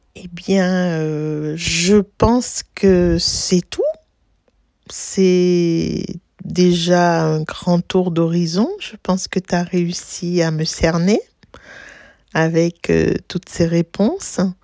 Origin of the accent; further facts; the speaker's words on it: Martinique; moved away as an adult; now in Paris, France; j'ai grandi aux îles, j'ai grandi à la Martinique, au pied du volcan de la montagne Pelée. J'ai passé, j'y ai passé 16 ans jusqu'à l'obtention de mon baccalauréat.